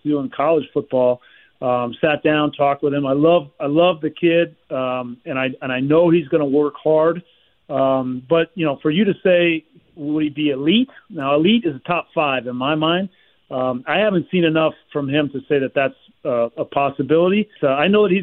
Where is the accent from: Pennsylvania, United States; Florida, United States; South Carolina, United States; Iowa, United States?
Florida, United States; Miami; my hometown there in Miami